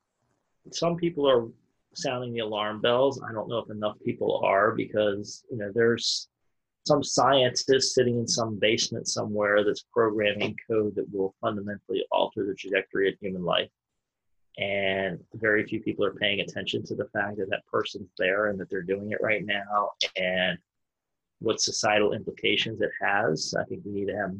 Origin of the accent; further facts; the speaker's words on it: United States; I'm sitting here as an American citizen